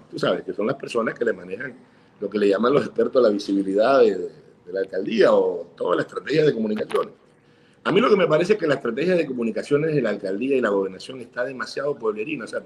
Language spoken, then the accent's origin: Spanish; Barranquilla, Atlántico, Colombia; Sí, yo jugué chiquita también, yo soy barranquillero.